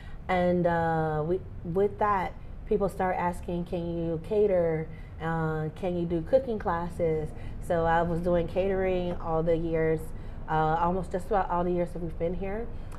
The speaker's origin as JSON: {"language": "English", "region": "Mississippi", "country": "United States", "tie": "born or raised there", "said": "I am. I'm a Mississippi girl."}